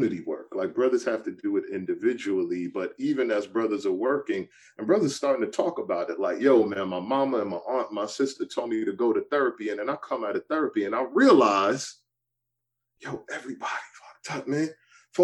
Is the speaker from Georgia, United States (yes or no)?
no; New York City, New York, United States; also born or lived in Brooklyn; I'm from the Bronx growing up and I'm going to school in Brooklyn